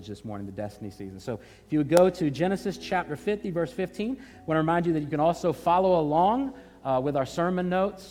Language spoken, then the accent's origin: English; Hampton Roads, Virginia, United States; Growing up in Hampton Roads, Virginia